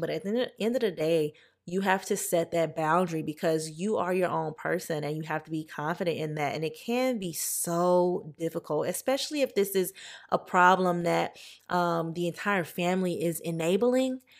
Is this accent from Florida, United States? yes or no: no; Louisiana, United States; moved away; I'm from Louisiana